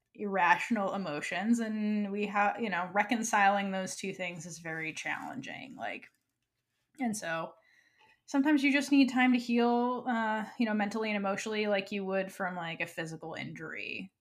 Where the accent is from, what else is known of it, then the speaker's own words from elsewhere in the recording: Florida, United States; moved away; also born or lived in New York; home state of Florida. Um, It's not really my home state, but it's where I grew